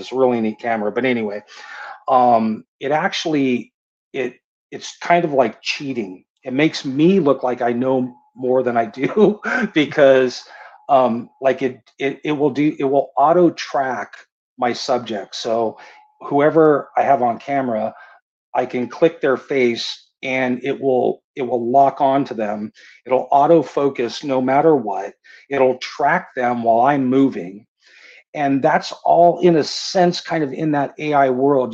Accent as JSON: {"language": "English", "town": "San Diego", "region": "California", "country": "United States", "tie": "born or raised there", "said": "I was born and raised in San Diego"}